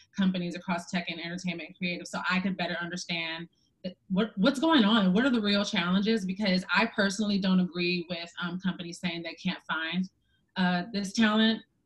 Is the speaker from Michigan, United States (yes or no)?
yes; Detroit, Michigan, United States; moved away; also born or lived in Chicago; I'm from Detroit and I did not grow up with any black women or black people pursuing their own businesses